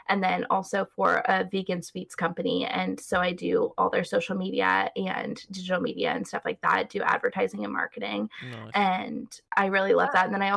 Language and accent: English; California, United States; accent: Californian; I'm from California